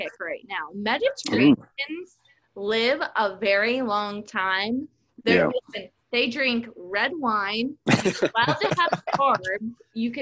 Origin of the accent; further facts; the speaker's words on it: Pennsylvania, United States; moved away; I'm from Pennsylvania.